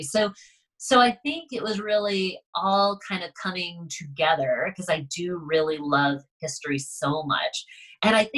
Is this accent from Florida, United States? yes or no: no; Concord, Massachusetts, United States; I grew up right outside of Concord, Massachusetts